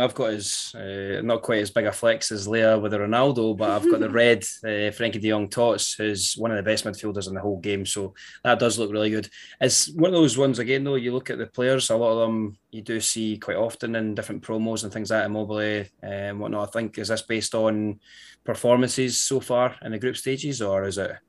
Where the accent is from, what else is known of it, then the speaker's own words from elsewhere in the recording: Scotland, United Kingdom; being Scottish